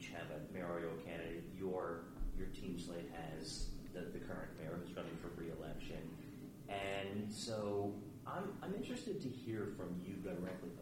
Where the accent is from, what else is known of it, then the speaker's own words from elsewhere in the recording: Hagerstown, Maryland, United States; moved away; I grew up in Western Maryland. I grew up in Hagerstown